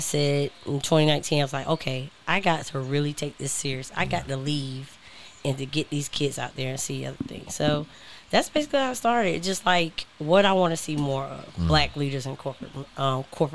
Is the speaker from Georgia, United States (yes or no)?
yes; Augusta, Georgia, United States; moved away; I just kept going back to my hometown of Augusta, Georgia